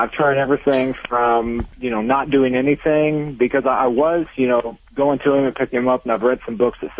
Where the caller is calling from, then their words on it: Terre Haute, Indiana, United States; I'm in Terre Haute, Indiana.